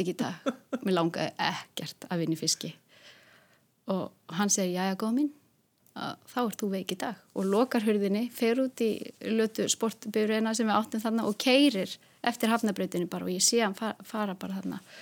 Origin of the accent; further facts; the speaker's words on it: Hólmavík, Westfjords, Iceland; ég er frá Hólmavík